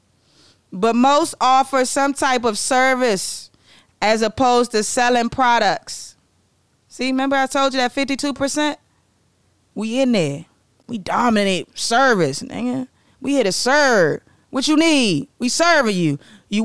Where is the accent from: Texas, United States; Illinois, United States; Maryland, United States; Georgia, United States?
Maryland, United States; I'm from Maryland